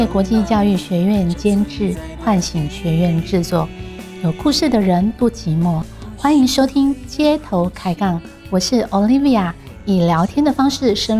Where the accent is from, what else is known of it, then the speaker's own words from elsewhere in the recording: Taiwan; 我跟你讲，台湾人也不能落后，我们台湾人会几种语言呢？